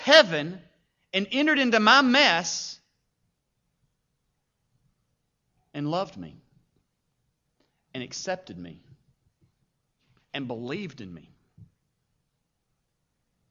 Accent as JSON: {"language": "English", "town": "Paducah", "region": "Kentucky", "country": "United States", "tie": "born or raised there", "said": "I grew up in Paducah."}